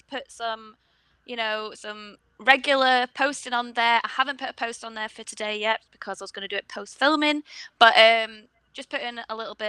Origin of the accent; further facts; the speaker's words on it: Blackpool, North West England, United Kingdom; I had the luck of growing up in Blackpool where there's loads of arcades.